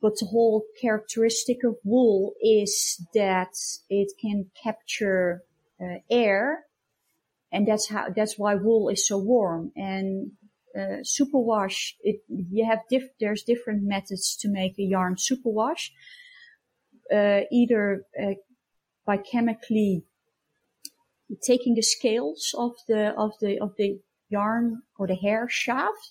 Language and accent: English; Breda, North Brabant, Netherlands; now in Germany; I was born in Breda, and that's in the south of Holland, near the Belgian border